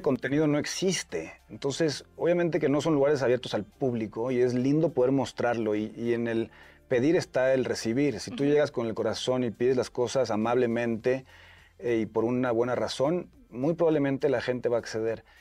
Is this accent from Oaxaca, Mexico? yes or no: no; Puerto Vallarta, Jalisco, Mexico; Sí, soy de Puerto Vallarta